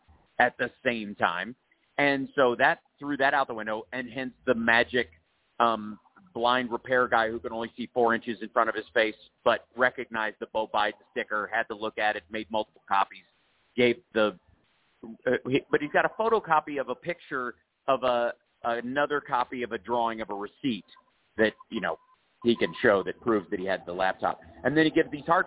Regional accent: Kentucky, United States; I grew up in Kentucky

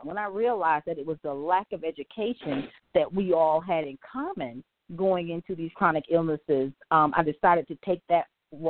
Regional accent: the South, United States; I'm from the South, and I grew up eating the pork

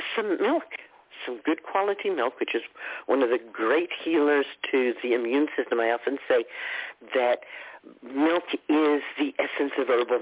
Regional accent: United States; as crass American

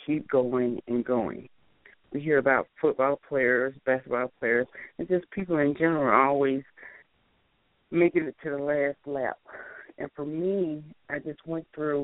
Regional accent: the South, United States; also born or lived in Chicago, Illinois / Alabama / Georgia; I'm originally from Chicago, Illinois, but I grew up in Alabama and Georgia, of course. So I'm known as a Southern girl now.

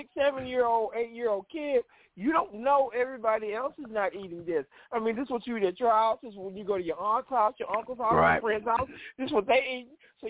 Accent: Louisiana, United States; moved away; I grew up in Louisiana

